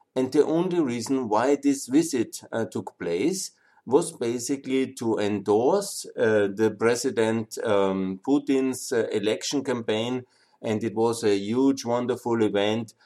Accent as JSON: {"language": "English", "country": "Austria", "said": "I'm also from Austria"}